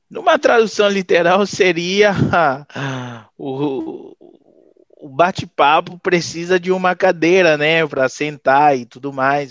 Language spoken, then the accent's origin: Portuguese; Haiti; Portuguese is a second language; also born or lived in Venezuela / Dominican Republic; now in Brazil; eu saí do Haiti em 2009, faz 12 anos mas desses 12 anos eu estou fazendo sete aqui no Brasil. Eu morei uns quatro na Venezuela e um ano na República Dominicana